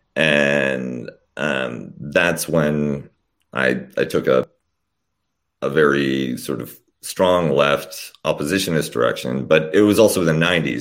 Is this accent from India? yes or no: no; Canada; also born or lived in Poland / Austria; I was born in Poland when it was still the People's Republic, and my family came over as refugees to Canada when I was young